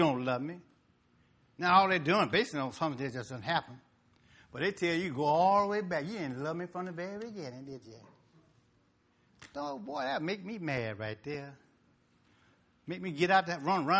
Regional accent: Mississippi, United States; I'm from Mississippi.

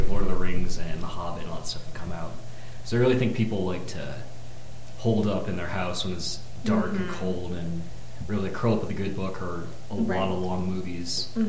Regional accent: Florida, United States; now in Colorado, United States; I'm from Florida.

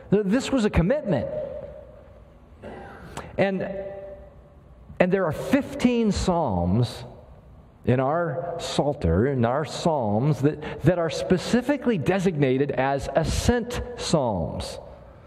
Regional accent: Kansas City, Kansas, United States; When I was a kid, growing up in Kansas City, Kansas

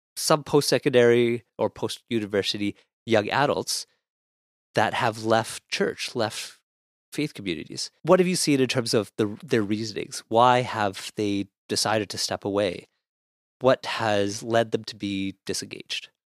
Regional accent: Ottawa, Ontario, Canada; now in Toronto, Canada; growing up in Ottawa

